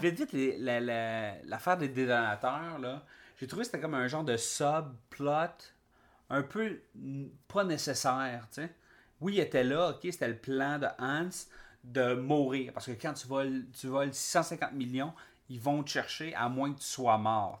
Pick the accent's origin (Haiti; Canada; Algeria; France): Canada; Quebec; En tant que Québécois